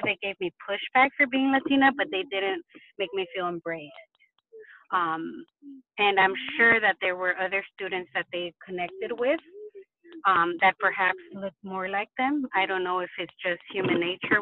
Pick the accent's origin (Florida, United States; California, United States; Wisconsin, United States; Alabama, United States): California, United States; Los Angeles; moved away as an adult; also born or lived in Washington, D.C.; I came from East LA, so West Coast